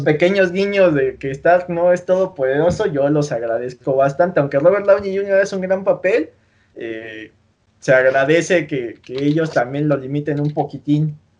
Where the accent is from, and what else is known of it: Mexico